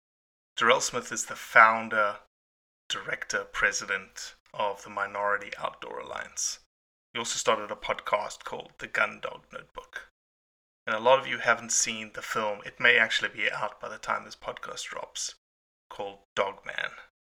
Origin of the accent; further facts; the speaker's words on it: South Africa; I'm South African